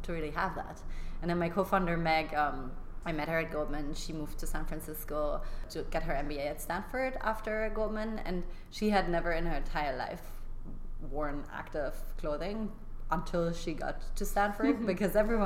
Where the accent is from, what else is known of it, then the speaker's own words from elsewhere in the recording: Germany; moved away as an adult; also born or lived in London; I grew up in Germany doing gymnastics my like entire like early childhood